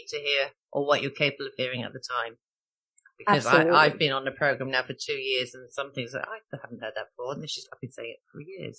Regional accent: Ireland; being Irish Catholic.

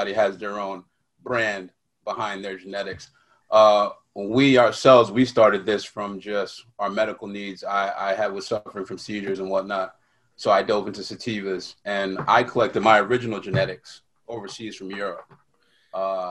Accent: New York, United States; born and raised in New York, and city that never sleeps.

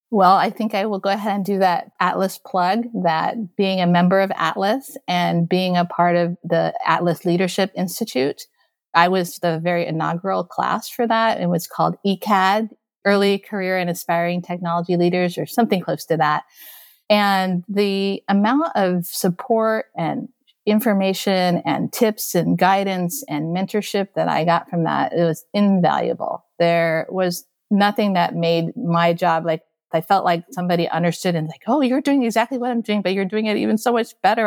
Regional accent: Okinawa, Japan; moved away as an adult; also born or lived in Taipei, Taiwan; now in United States; I was born in Taipei, Taiwan, and then I grew up in Okinawa, Japan, and then I immigrated into the United States when I was in college

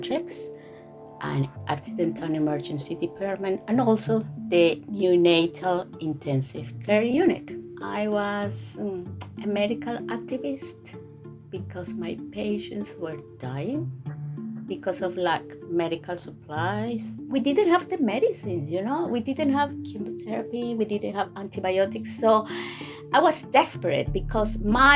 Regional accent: Venezuela; moved away as an adult; now in United Kingdom; I am from Venezuela

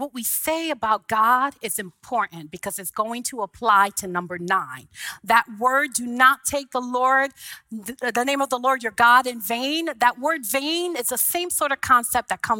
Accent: Haiti; moved away; I was an immigrant from Haiti

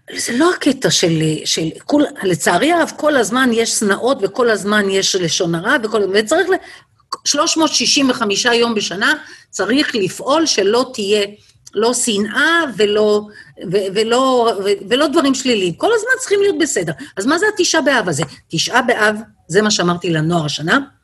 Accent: Bnei Brak, Tel Aviv District, Israel; now in Kedumim; אצלנו בבני ברק בפרדס היה לנו סליק של לחי, ואני בבית שמעתי דברים

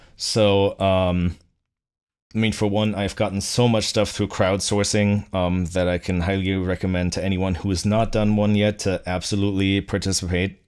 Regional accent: Bückeburg, Lower Saxony, Germany; now in Boston, United States; my hometown, um, of Bückeburg in, uh, in, uh, Lower Saxony

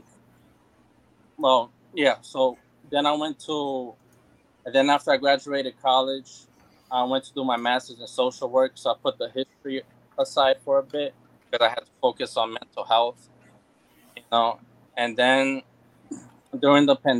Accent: Brazil; English is a second language; now in United States; growing up, you know, I'm from Brazil, and, when I came to the United States, it was a bit difficult for me to adapt. because you know, I didn't know any word in English.

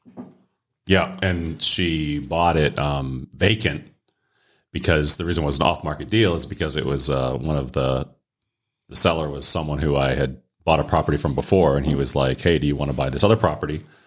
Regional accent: northern Maine, United States; moved away; my hometown borders Canada. We have a twenty-four hour Canadian border. crossing.

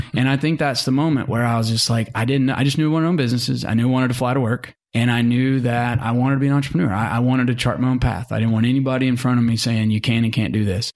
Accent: Mountain Home, Arkansas, United States; also born or lived in Senatobia, Mississippi / Fayetteville, Arkansas; I grew up in Mountain Home, Arkansas. You know, I'm just, just an Arkansas kid

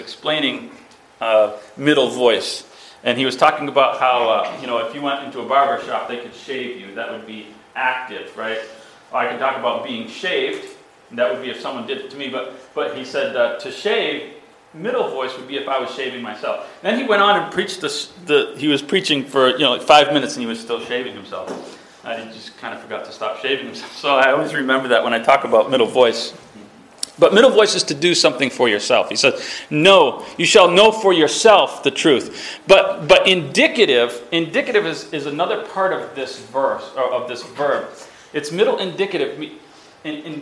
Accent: Massachusetts, United States; I'm from Massachusetts

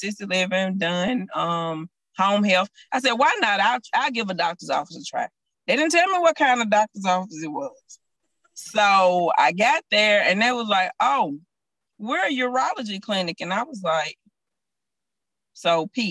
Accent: Chattanooga, Tennessee, United States; moved away as an adult; also born or lived in Atlanta, Georgia; now in Memphis, United States; Chattanooga, born and raised. Born and raised in Chattanooga

